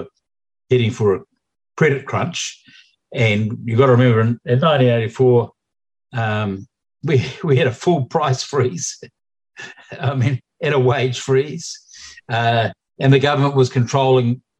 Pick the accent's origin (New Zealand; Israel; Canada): New Zealand; New Zealanders